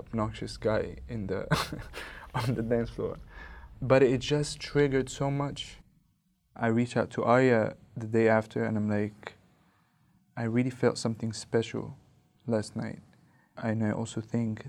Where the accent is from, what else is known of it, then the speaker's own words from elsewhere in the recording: Cairo, Cairo Governorate, Egypt; I am from Cairo, Egypt